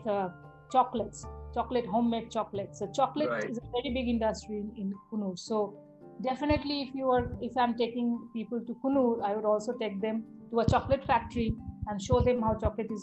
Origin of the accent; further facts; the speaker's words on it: India; I am from India